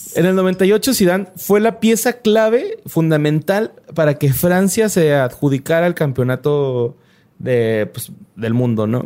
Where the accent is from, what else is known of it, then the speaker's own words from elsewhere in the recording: Mexico; yo, mexicano